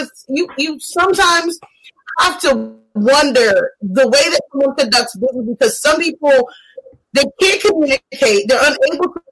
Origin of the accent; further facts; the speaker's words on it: the South, United States; growing up in the South